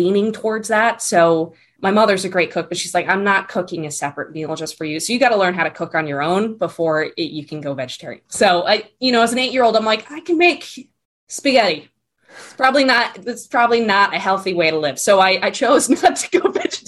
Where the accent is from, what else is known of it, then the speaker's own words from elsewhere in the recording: Connecticut, United States; I grew up on the East Coast. So I was born and raised in Connecticut.